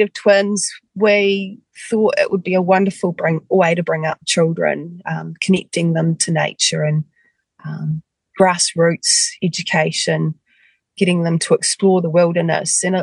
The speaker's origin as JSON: {"language": "English", "town": "Westport", "region": "West Coast", "country": "New Zealand", "tie": "born or raised there", "said": "I actually grew up on the west coast of the South Island, in Westport"}